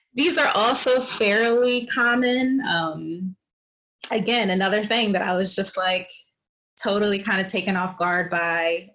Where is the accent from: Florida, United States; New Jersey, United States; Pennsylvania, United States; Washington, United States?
Pennsylvania, United States; Philadelphia; moved away; also born or lived in New York; I'm originally from Philadelphia